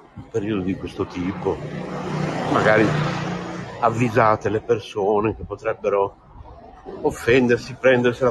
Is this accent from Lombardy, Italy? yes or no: no; Bologna, Emilia-Romagna, Italy; da buon bolognese come me